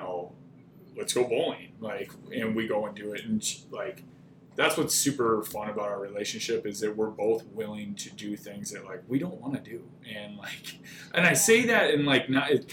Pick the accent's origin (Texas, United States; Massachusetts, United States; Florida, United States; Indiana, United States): Texas, United States; now in Minnesota, United States; I grew up in Texas